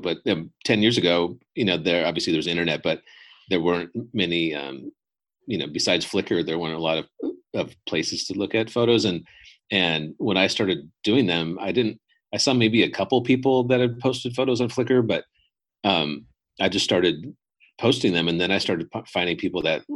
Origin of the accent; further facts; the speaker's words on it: Los Angeles, California, United States; I grew up in Los Angeles area